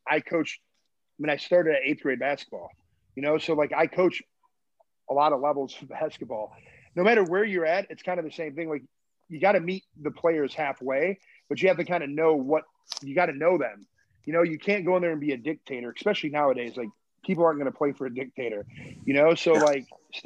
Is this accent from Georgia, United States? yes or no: no; Michigan, United States; now in Chicago, United States; I'm from Michigan